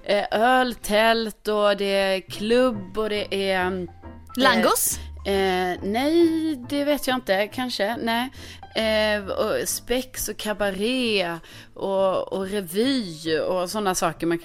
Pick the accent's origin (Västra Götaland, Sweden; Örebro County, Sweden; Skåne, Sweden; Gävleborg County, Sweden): Skåne, Sweden; now in Stockholm, Sweden; Folk frågar det här väldigt ofta för det är som att man kan inte bara få bo i Stockholm som skåning